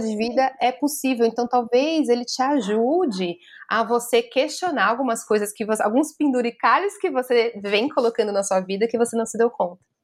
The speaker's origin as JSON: {"language": "Portuguese", "region": "São Paulo", "country": "Brazil", "said": "eu também sou do centro de São Paulo, aqui a gente tem um monte de morador de rua"}